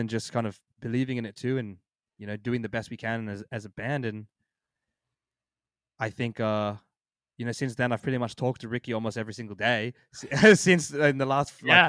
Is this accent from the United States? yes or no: no; Australia; We're literally from Australia, and you can't even leave your house.